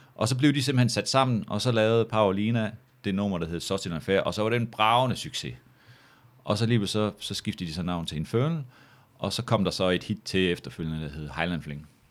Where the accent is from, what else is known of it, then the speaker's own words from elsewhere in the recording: Samsø, Central Denmark Region, Denmark; moved away; also born or lived in Aarhus; hjemme på Samsø